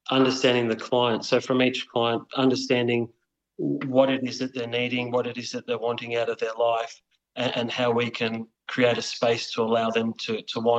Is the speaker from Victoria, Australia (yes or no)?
yes; Wheelers Hill, Victoria, Australia; And uh, so I grew up in in Wheelers Hill, and uh, we had Jells Park down the road.